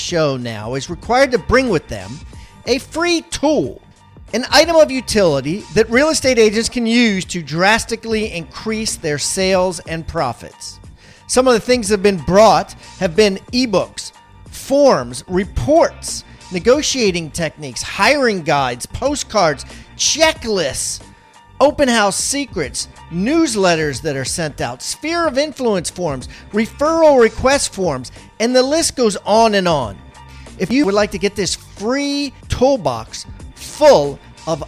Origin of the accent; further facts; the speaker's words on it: Tupelo, Mississippi, United States; my hometown of Tupelo, Mississippi